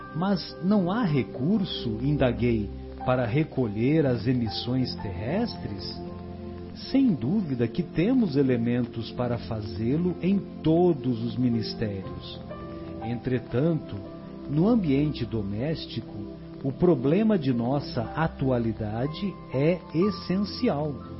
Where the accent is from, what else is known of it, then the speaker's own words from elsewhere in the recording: São José do Rio Pardo, São Paulo, Brazil; lá na minha cidade, lá em, lá em São José do Rio Pardo.